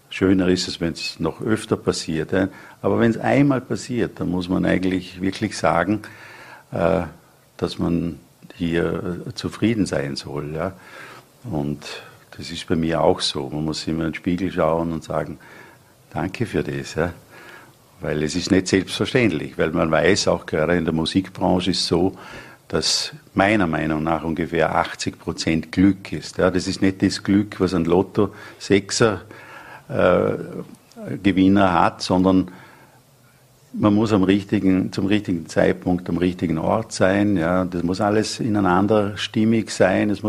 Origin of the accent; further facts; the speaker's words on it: Feldkirch, Vorarlberg, Austria; moved away; Ja, Feldkirch ist mein Heimatort. Ja, da lebt auch meine, meine Brüder.